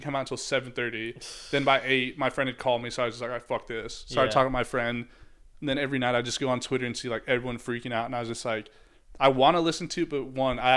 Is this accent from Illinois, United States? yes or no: yes; Chicago, Illinois, United States; I'm from Chicago